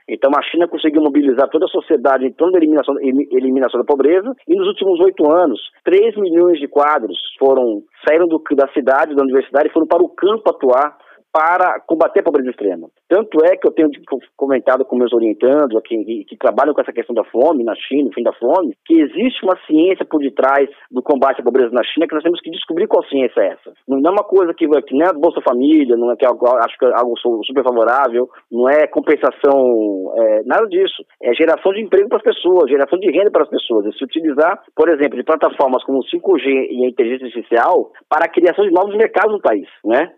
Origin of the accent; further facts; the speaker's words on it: Brazil; sou brasileiro antes de mais nada